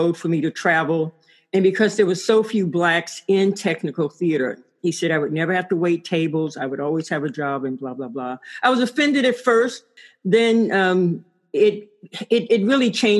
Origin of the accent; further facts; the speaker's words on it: Mobile, Alabama, United States; moved away as an adult; also born or lived in Washington, D.C. / Illinois / California; now in Durham, United States; I grew up in Mobile, Alabama